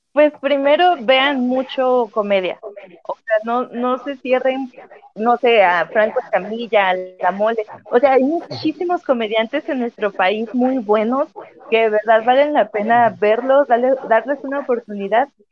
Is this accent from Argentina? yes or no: no; Vicente Guerrero, Mexico; yo soy de Vicente Guerrero